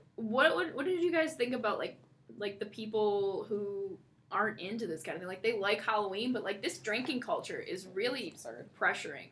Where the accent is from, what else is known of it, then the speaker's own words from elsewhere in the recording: Canada; now in East Lansing, United States; I'm Canadian.